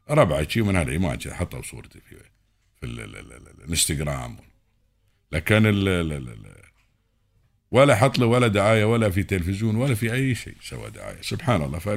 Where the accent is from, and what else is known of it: United Arab Emirates